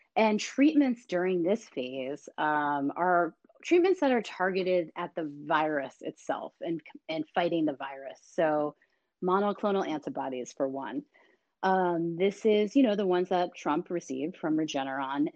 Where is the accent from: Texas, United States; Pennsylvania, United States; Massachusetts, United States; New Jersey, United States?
Massachusetts, United States; Boston; my hometown of Boston